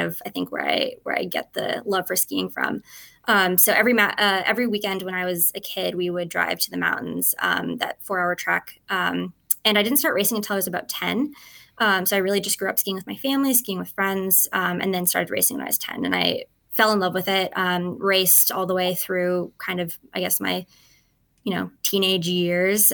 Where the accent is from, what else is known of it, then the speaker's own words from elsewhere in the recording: Edmonton, Alberta, Canada; I'm Canadian, um, and I am from Edmonton, Alberta